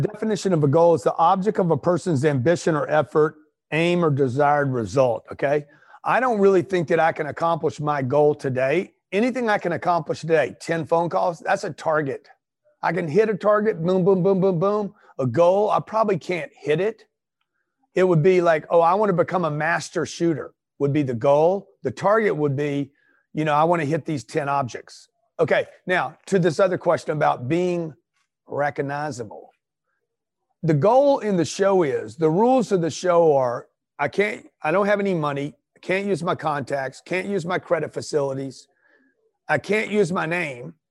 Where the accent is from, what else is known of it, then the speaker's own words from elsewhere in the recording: Los Angeles, California, United States; moved away as an adult; now in Pueblo, United States; I'm from Los Angeles. I'm moving my family to Pueblo